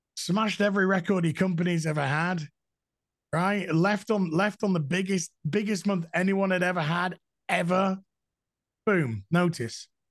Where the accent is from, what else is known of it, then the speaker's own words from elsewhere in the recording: Yorkshire and the Humber, United Kingdom; I'm a Yorkshireman. We're no nonsense up here